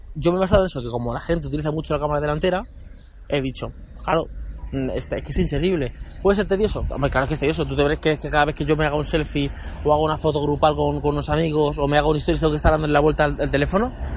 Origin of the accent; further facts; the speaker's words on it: Guadalupe, Extremadura, Spain; moved away; para mi pueblo, para Guadalupe